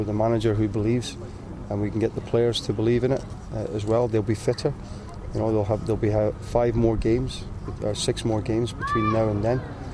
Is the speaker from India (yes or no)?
no; Canada; as a Canadian